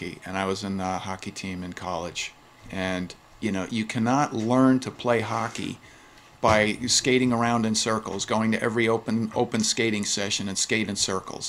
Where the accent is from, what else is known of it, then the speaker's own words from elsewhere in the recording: New York City, New York, United States; I'm a Flushing guy. Inner city and Flushing